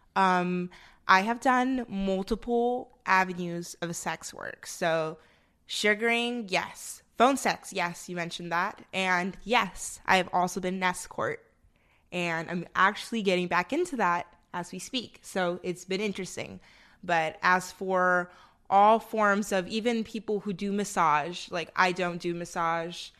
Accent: the North, United States; now in Austin, United States; I'm from up north, and where I'm from, it snows, baby

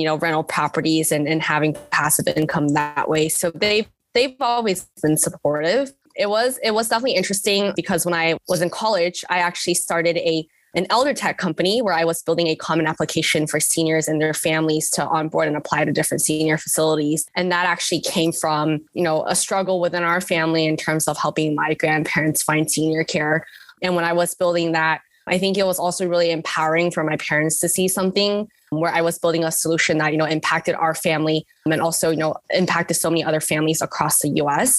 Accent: Fremont, California, United States; also born or lived in Pittsburgh; I was born and raised in the Bay Area in East Bay in Fremont, California

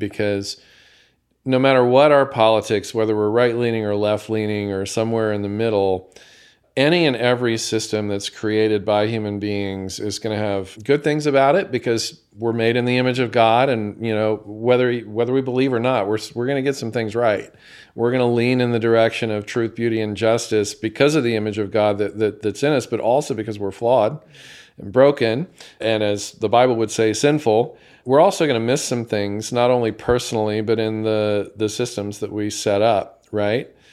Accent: United States; as an American

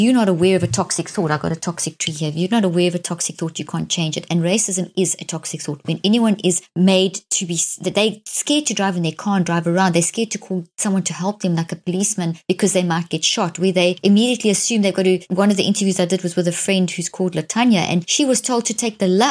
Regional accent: South Africa; growing up in South Africa in a very racist apartheid system

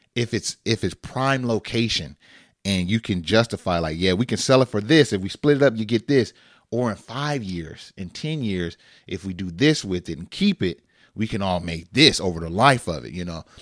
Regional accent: Northern California, United States; we grew up in Northern California.

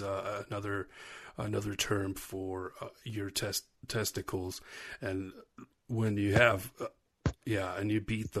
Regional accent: Spencerport, New York, United States; I grew up in Spencerport, New York

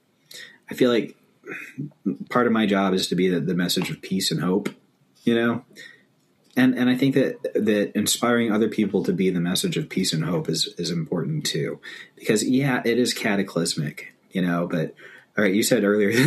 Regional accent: East Gary, Indiana, United States; born there; now in Minneapolis, United States; And he was born in Austin. And I was born in East Gary.

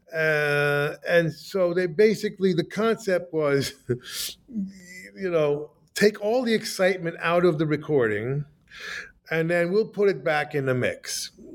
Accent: United States; I was like, wow, I'm an American

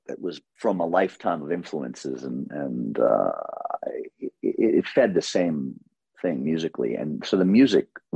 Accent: New York City, New York, United States; growing up in Queens and New York through the 70s through the 90s

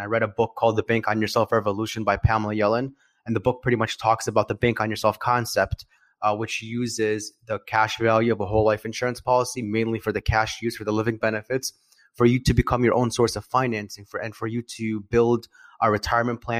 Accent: Chicago, Illinois, United States; I'm from Chicago, Illinois. I'm a financial planner

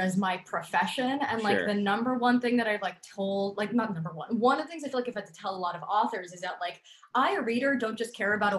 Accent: New York, United States; I grew up on Long Island, so 45 minutes from New York City, baby.

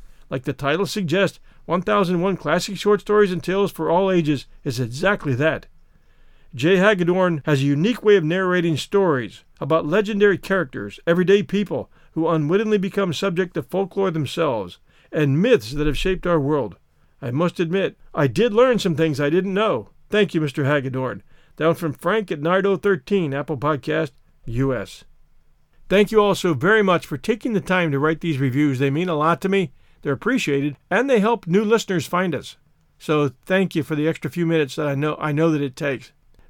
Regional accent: England, United Kingdom; I'm an Englishman, so it may well be a case of tomato-tomato.

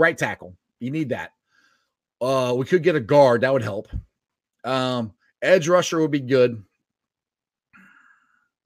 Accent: Ohio, United States; I love growing up in Ohio.

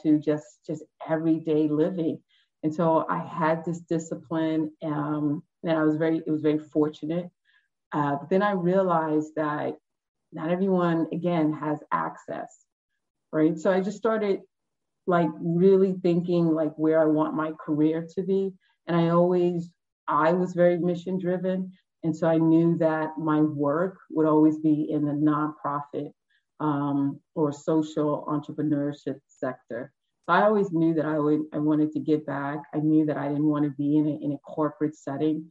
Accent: New York City, New York, United States; growing up on the Upper West Side

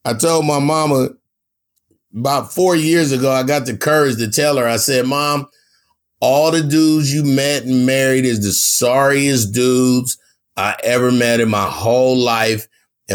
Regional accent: California, United States; I'm from Cali

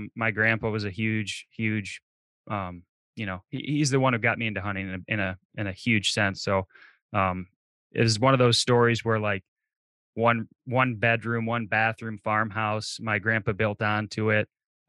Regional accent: Michigan, United States; So, I mean, I grew up in Michigan.

